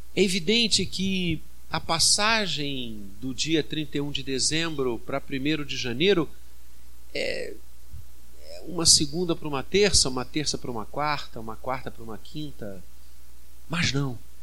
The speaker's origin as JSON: {"language": "Portuguese", "country": "Brazil", "said": "como brasileiros"}